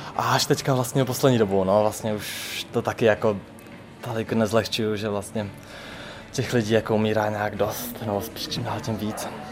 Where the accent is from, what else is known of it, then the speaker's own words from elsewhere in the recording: Hradec Králové, Hradec Králové Region, Czechia; now in Karviná, Czech Republic; já jsem původně totiž z Hradce Králové